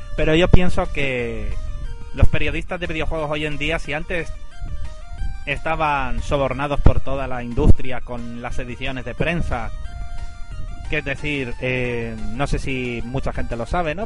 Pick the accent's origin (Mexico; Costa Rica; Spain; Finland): Spain; Gran Canaria, Canary Islands; en Gran Canaria, por lo menos por donde yo vivía